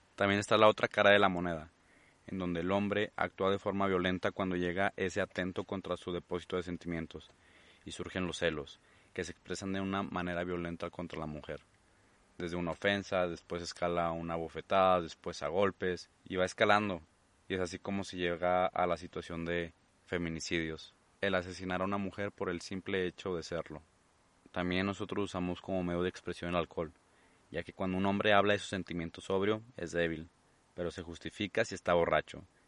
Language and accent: Spanish; Mexico; mi país, México